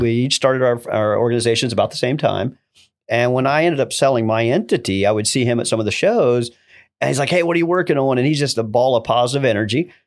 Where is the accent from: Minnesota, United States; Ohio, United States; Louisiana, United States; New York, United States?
Ohio, United States; Originating from Ohio, uh, rural area, it's about thirty miles outside of Columbus